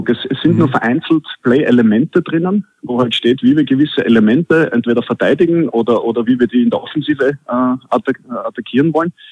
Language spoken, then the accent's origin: German; Austria; Und als Österreicher muss ich natürlich Skifahren sagen, auch wenn ich ah. selten bis nie dazu komme.